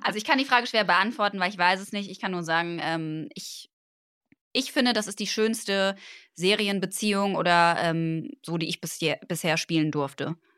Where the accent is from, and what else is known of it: Cologne, North Rhine-Westphalia, Germany; born or raised there